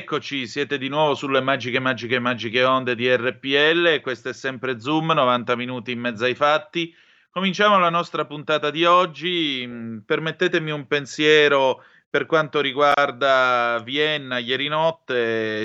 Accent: Calabria, Italy; sono calabrese

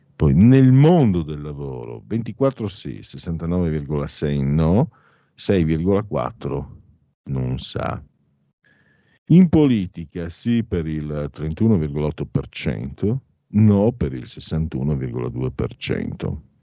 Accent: Italy; sono di origini veneto-friulane, anzi sono veneto-friulano

